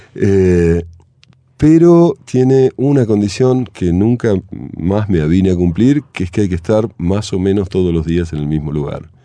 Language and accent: Spanish; Argentina; moved away as an adult; Argentina cuando tenía 18 años